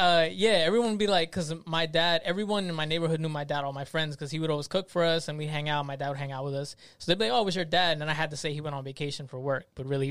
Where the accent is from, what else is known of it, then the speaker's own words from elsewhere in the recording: Trenton, New Jersey, United States; I was born in Trenton, New Jersey